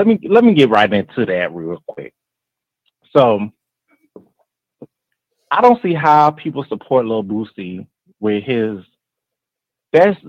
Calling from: Cleveland, Ohio, United States; I'm calling from Cleveland

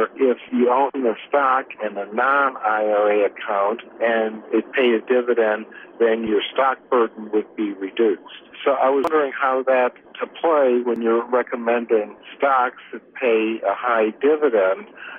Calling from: Sacramento, California, United States; I'm calling from Sacramento.

